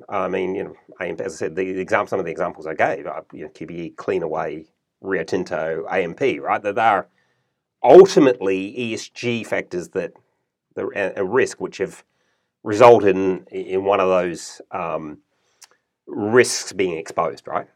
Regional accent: New Zealand; moved away as an adult; also born or lived in United States / Germany / Melbourne, Australia; now in Australia; I was born in New Zealand, grew up in New Zealand, went to university in New Zealand

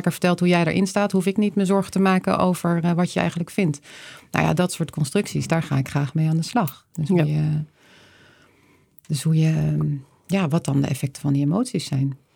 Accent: Leiden, South Holland, Netherlands; now in Breda, Netherlands; Ja, ik ben geboren in Leiden. Mijn moeder is Noordwijkse, mijn vader Rotterdammer. Dus ik, eh, hier, hier liggen meer mijn roots

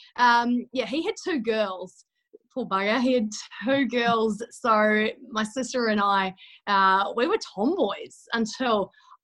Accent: Christchurch, Canterbury, New Zealand; moved away as an adult; now in Sydney, Australia; from Christchurch, New Zealand, a little small town girl who's just battling away in the big smoke of Sydney.

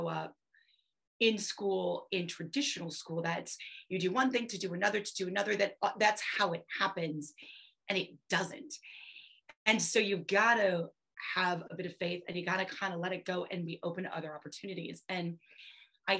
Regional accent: Wisconsin, United States; I'm Eastern European. I'm from Wisconsin. I am farm strong

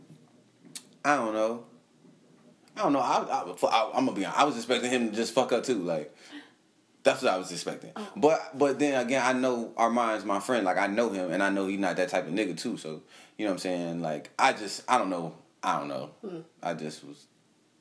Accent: California, United States; I'm from California, too

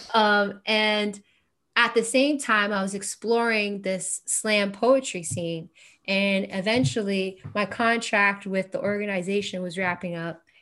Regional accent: Kingston, Ontario, Canada; growing up in Kingston

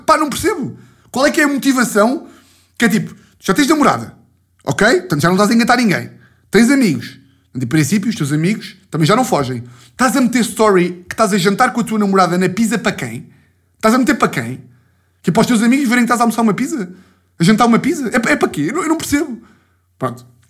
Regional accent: Lisbon, Portugal; sou da Lisboa

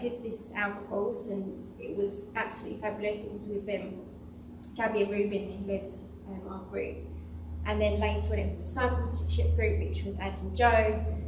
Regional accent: Chislehurst, London, United Kingdom; moved away; I wasn't from around here, I was actually from Chislehurst

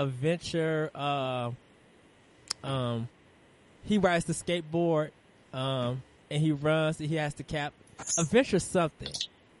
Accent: Chicago, Illinois, United States; since you're from New Jersey and I'm from Chicago

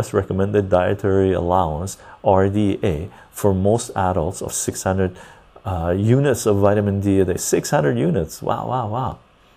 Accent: Iran; moved away; I was born in Iran

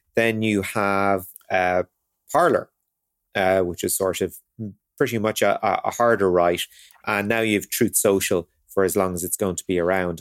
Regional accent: Ireland; as Irish people

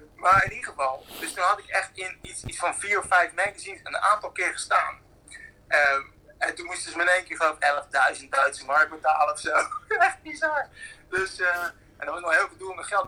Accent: Netherlands; wij dan als Nederlanders

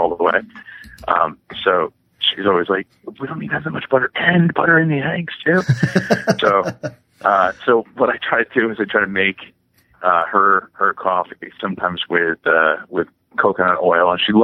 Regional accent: West Windsor, New Jersey, United States; I grew up in West Windsor, which is, an hour outside of New York City, and it was all farms

